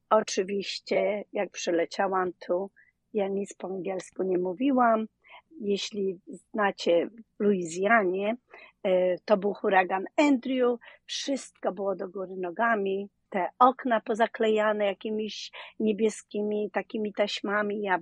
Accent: Dzierżoniów, Lower Silesian Voivodeship, Poland; moved away as an adult; now in New Orleans, United States; z bardzo małego miasta Dzierżoniów. Słynne radio Tiora y, były tam produkowane, więc Dolny Śląsk przy Wrocławiu, pomiędzy Wrocławiem a y, Wałbrzechem.

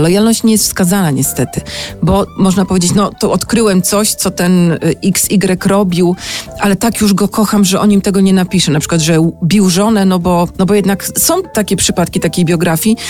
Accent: Sopot, Pomeranian Voivodeship, Poland; Ja jestem z Sopotu, ja mam bliżej do Sztokholmu niż do Sanoka

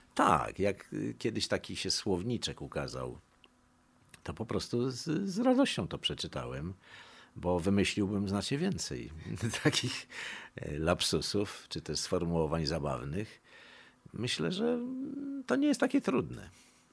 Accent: Warsaw, Masovian Voivodeship, Poland; born or raised there; first language Polish; also born or lived in Montenegro

